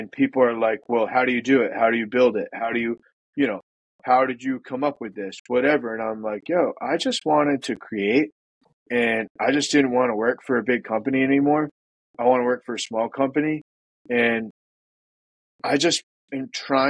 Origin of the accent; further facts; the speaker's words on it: New England, United States; I'm from the Northeast. A lot of people think that like us New Englanders sound like assholes